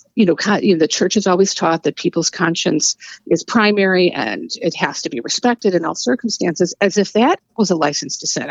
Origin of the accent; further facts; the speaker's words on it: United States; we as American